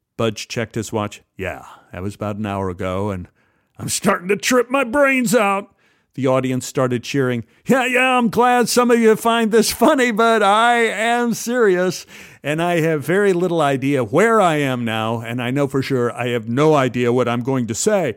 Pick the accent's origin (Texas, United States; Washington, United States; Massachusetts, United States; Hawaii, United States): Texas, United States; Dallas; me growing up in Oak Cliff.